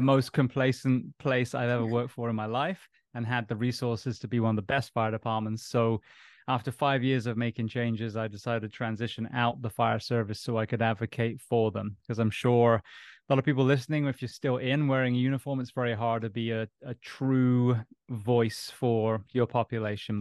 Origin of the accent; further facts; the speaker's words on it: Bath, South West England, United Kingdom; moved away as an adult; also born or lived in Japan; now in United States; I'm originally from England. Grew up in a place called Bath near uh, Stonehenge on a farm